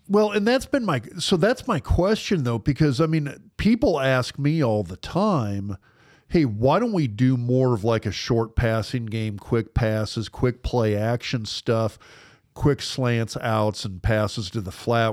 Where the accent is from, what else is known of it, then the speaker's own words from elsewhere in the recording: Lincoln, Nebraska, United States; I grew up in Lincoln.